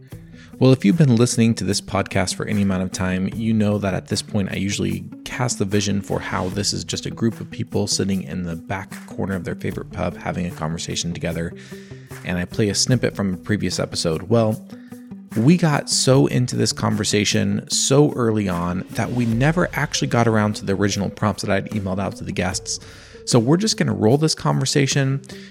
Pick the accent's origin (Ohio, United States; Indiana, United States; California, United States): California, United States; I'm a fourth-generation California farmer, farming walnuts on fertile Concow land along the edge of the Feather River.